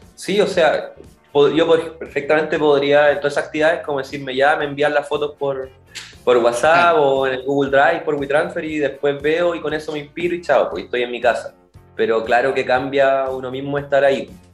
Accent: Chillán, Ñuble, Chile; also born or lived in Curicó; nací en, Curicó, pero crecí en Chillán, entonces siempre me moví ahí en la, en la depresión intermedia

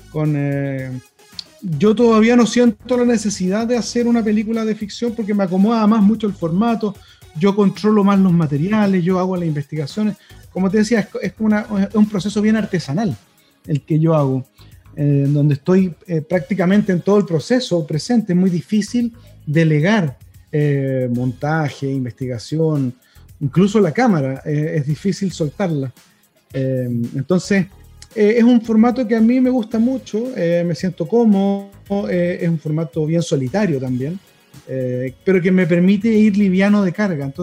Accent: Chile; como chilenos y chilenas merecemos conocer a la reina

